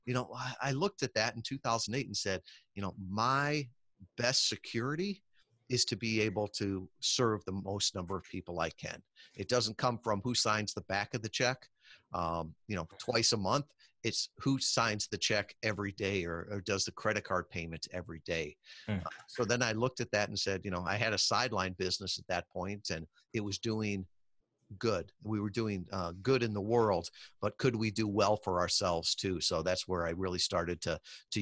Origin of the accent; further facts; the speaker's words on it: Midwest, United States; I grew up in the Midwest